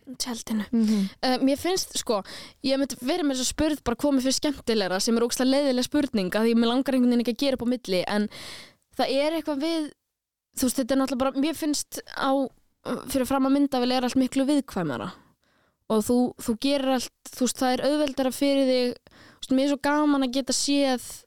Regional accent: Reykjavík, Capital Region, Iceland; also born or lived in Stykkishólmur; ég er alveg upp í Reykjavík en ég er ættuð frá stikkisólmi

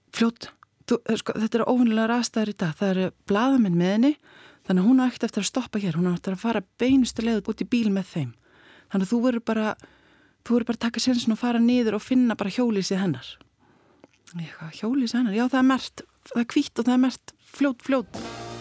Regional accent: Iceland; ég er frá Íslandi

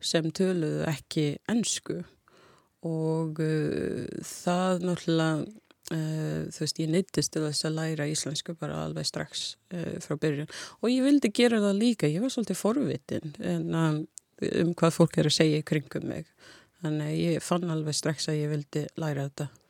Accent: Jamaica; Icelandic is a second language; moved away as an adult; now in Iceland; ég bara var fætt og ólst upp þar og hérna uh, ég flutti til Íslands uh, þegar ég var 18 ára

